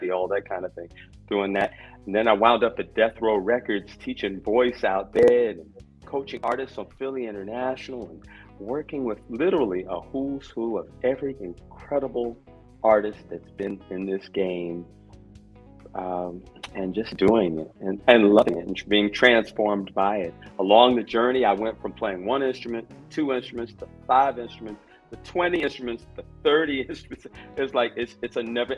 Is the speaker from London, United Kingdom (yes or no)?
yes; London, United Kingdom; moved away; also born or lived in New York / Philadelphia; I was born in London, okay? But eventually, all of those travels took me through New York and then to Philadelphia